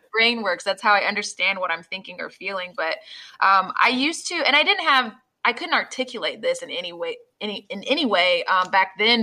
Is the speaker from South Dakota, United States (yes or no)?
no; Jacksonville, Florida, United States; the place I grew up